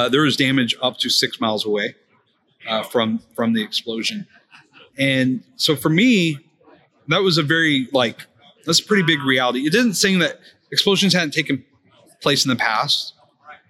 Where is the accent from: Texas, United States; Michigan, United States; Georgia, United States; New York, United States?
Texas, United States; Houston; I'm from the Houston area. Born and raised, by the way, fifth generation Texan